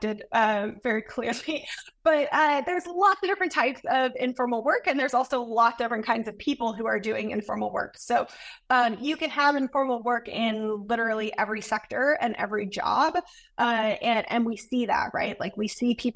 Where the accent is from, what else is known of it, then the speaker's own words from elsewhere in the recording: United States; I'm a professor from the United States